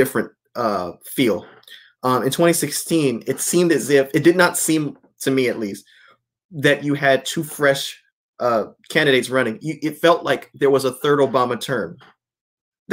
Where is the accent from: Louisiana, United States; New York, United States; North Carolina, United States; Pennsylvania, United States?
North Carolina, United States; moved away; North Carolina, my former state, my home state